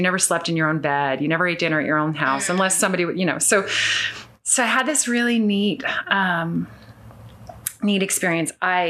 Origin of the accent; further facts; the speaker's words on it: California, United States; Well, no, I wasn't born in Northern California, but from, you know, the age we moved to Northern California when I was in preschool.